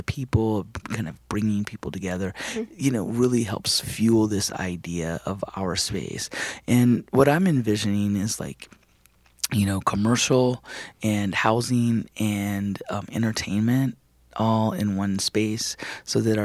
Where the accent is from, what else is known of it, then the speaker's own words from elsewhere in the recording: Spencer, Indiana, United States; now in Twin Cities, United States; Spencer, Indiana. Mm-hmm. Which happens to be my hometown. It's a small little rural town in southern Indiana